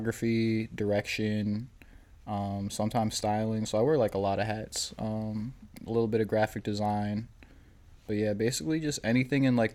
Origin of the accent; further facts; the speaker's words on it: Medford, Massachusetts, United States; I'm a creative from Medford / the greater Boston area.